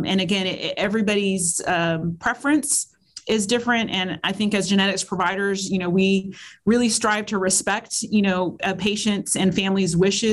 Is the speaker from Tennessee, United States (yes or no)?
no; Texas, United States; now in South Carolina, United States; my home state of Texas